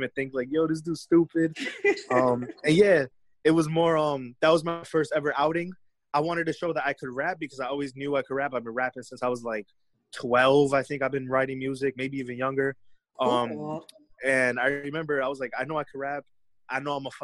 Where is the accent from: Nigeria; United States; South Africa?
United States; Clifton, New Jersey; I'm from Clifton, New Jersey. That ain't shit. Like, I used to live in a condominium.